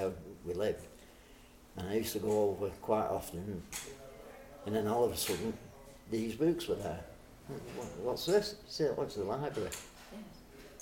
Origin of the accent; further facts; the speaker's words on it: Manchester, North West England, United Kingdom; In the 50s, where I grew up in Moss Side, there was about four or five sweet shops